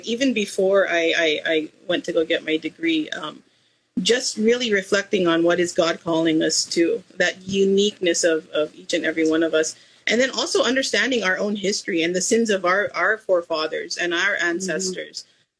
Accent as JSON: {"language": "English", "region": "Cordillera Administrative Region", "country": "Philippines", "said": "if you look at the indigenous people of the Philippines, we're Igorots"}